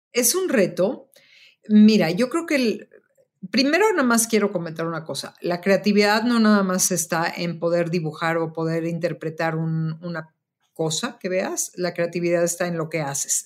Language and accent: Spanish; Mexico; also born or lived in Chicago; soy una diseñadora mexicana y que soy una creadora mexicana creando trabajos en México